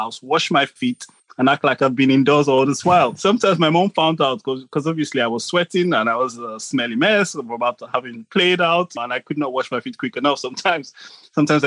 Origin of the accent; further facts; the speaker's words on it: Nigeria; now in United Kingdom; I grew up in Nigeria and I played football on the streets in Nigeria. And now I live in the UK